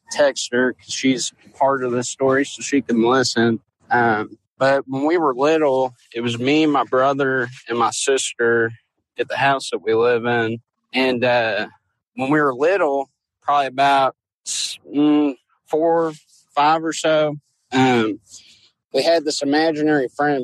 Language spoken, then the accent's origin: English; Louisville, Kentucky, United States; I'm from Louisville